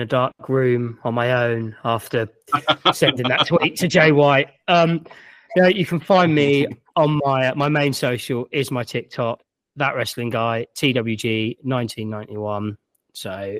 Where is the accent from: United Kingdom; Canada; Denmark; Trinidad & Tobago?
United Kingdom; England; I am fully English.